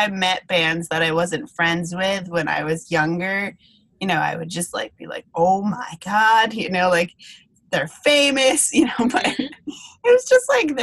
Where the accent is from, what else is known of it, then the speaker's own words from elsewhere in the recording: Western Massachusetts, United States; I grew up in Western Mass, and there's a lot of good all-ages venues there